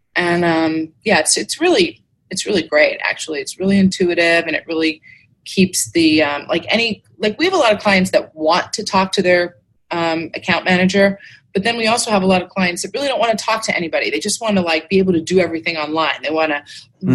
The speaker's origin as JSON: {"language": "English", "region": "New York", "country": "United States", "tie": "born or raised there", "moved": "as an adult", "lives_now": "Clearwater, United States", "said": "I grew up in New York actually, but I've lived oh. here most of my adult life. I moved here when I was 24, and I'm 54"}